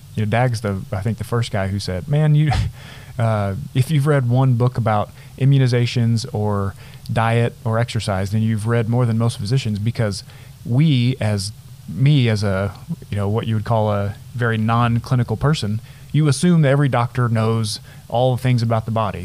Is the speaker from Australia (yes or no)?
no; Nazareth, Texas, United States; growing up in the Panhandle in a town of a few hundred people